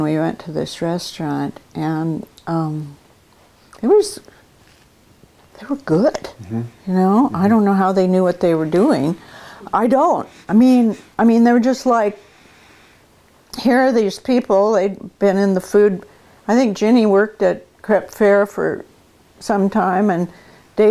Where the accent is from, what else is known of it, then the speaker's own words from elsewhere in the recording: northern Idaho, United States; moved away as an adult; also born or lived in Eugene, Oregon; now in Lake Oswego, United States; I grew up in northern Idaho